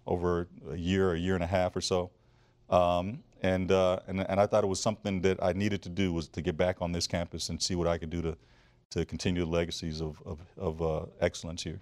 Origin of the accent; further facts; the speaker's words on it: Flint, Michigan, United States; I grew up in Flint, Michigan